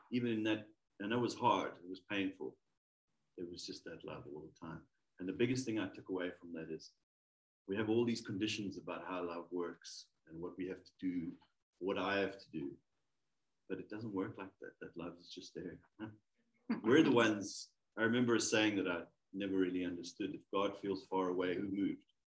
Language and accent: English; South Africa; from South